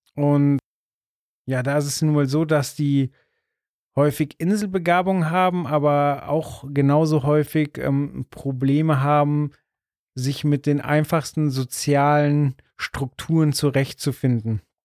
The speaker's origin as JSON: {"language": "German", "town": "Munich", "region": "Bavaria", "country": "Germany", "said": "wir sind äh, aus München, da hört es dann aber auch auf, weder jung noch reich"}